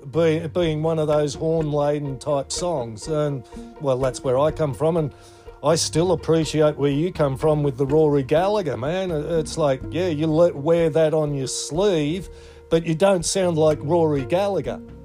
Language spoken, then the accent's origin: English; Australia; I'm second generation Aussie with Shetland heritage